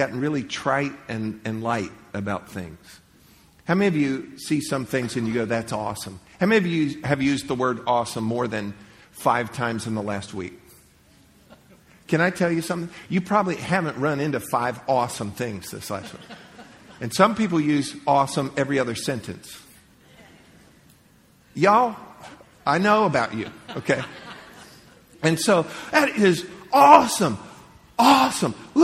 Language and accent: English; Central Florida, United States; I grew up in Central Florida